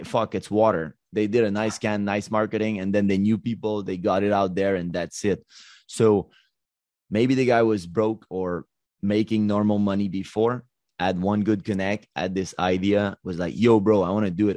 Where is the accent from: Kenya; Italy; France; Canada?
Canada; Montreal, Quebec; also born or lived in Los Angeles; I'm from Montreal